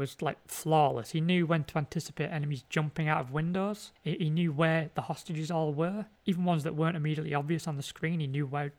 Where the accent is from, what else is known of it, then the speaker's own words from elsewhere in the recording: North West England, United Kingdom; No, I am from Cumbria.